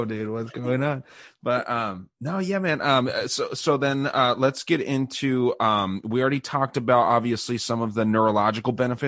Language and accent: English; United States; as an American